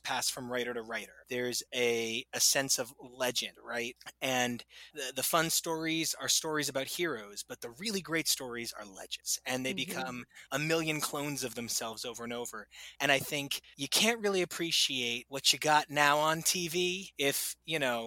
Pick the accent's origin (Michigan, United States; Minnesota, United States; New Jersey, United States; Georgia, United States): New Jersey, United States; Sayreville; I'm from Sayreville, New Jersey